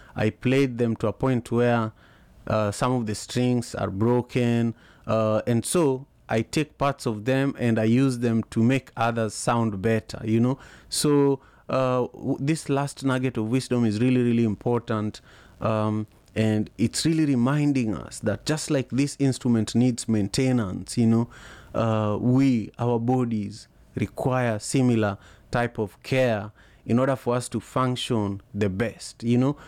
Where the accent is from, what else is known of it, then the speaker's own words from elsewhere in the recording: Kisumu, Kisumu County, Kenya; now in Seattle, United States; I am in Seattle, Washington, but I am from Kisumu, Kenya originally.